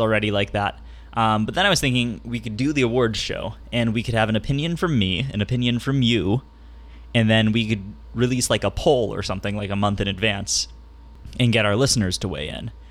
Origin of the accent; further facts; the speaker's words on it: San Diego, California, United States; in my area, in my hometown of San Diego